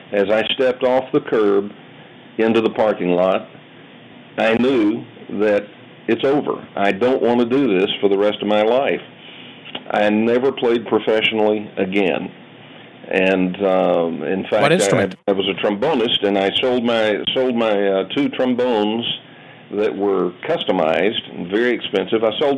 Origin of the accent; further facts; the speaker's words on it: Dallas, Texas, United States; Well, I was born and raised in Dallas, Texas.